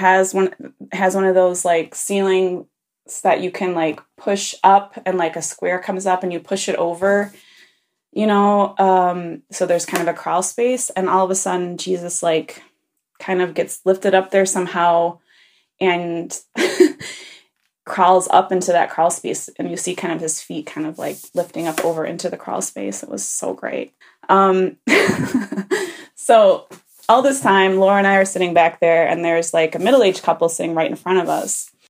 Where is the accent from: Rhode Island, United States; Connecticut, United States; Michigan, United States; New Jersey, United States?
Michigan, United States; now in Germany; As you know, I grew up in Michigan, but on the very southwestern corner, right on the border of Indiana.